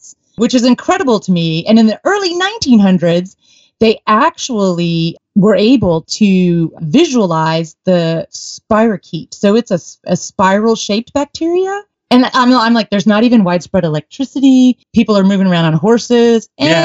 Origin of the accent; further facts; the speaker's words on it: Texas, United States; when we were growing up in Texas